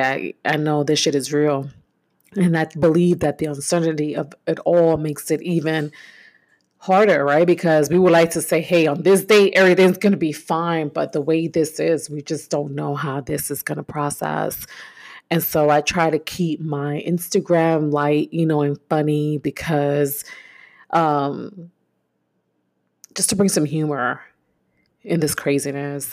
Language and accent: English; New York, United States; moved away; I'm originally from New York